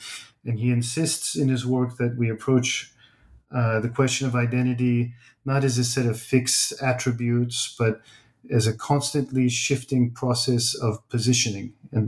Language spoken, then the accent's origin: English; United States; also born or lived in Turkey; I was born in the States, but my whole life was back and forth.